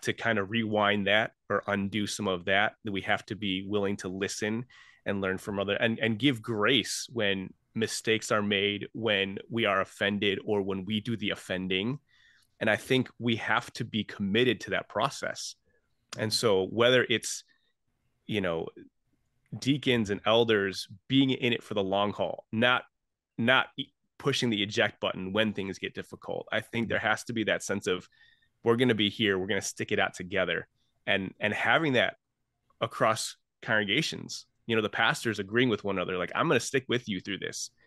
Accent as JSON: {"language": "English", "town": "Chicago", "region": "Illinois", "country": "United States", "tie": "born or raised there", "said": "I grew up in Chinese Heritage Church in Chinatown"}